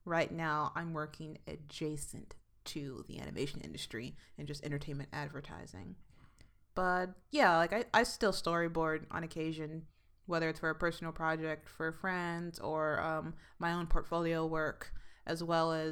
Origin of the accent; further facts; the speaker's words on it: Midwest, United States; also born or lived in Chicago; now in Los Angeles, United States; East Coaster, Midwester, and now we're both on the West Coast